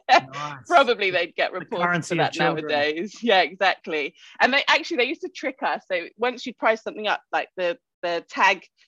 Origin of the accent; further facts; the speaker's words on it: England, United Kingdom; now in Central Coast, Australia; clearly I'm English